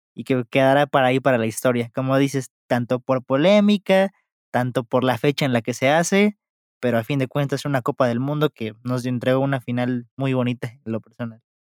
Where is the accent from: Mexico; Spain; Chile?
Mexico; como mexicano